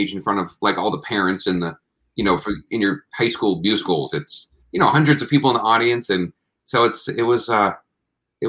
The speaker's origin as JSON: {"language": "English", "town": "Plymouth", "region": "Massachusetts", "country": "United States", "tie": "born or raised there", "also_born_or_lived": "New York City", "said": "I was born in New York City, first 5 years there, and then the family moved to Massachusetts, and so I grew up in Plymouth, Mass, an hour south of Boston"}